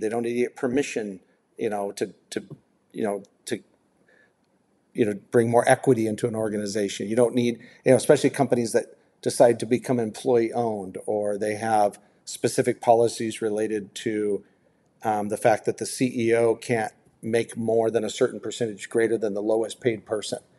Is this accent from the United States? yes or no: yes; United States; I'm very proud to be an American or, or you know a U.S. citizen. I'm proud to be from here